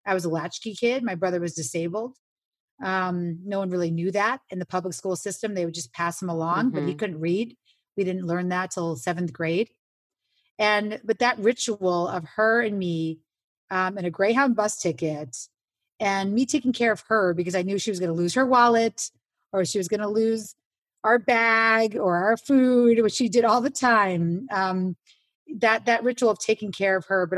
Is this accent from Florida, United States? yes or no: no; New York City, New York, United States; I grew up on Avenue C and 14th Street